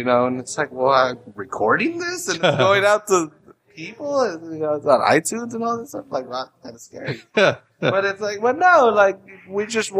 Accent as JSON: {"language": "English", "town": "San Francisco", "region": "California", "country": "United States", "said": "I'm down from North Beach, you know, from San Francisco, or like wherever."}